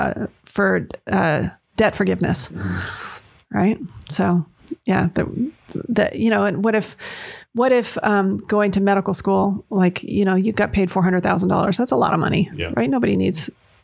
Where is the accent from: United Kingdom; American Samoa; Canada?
Canada; London, Ontario; moved away as an adult; now in United States; I grew up in London, Ontario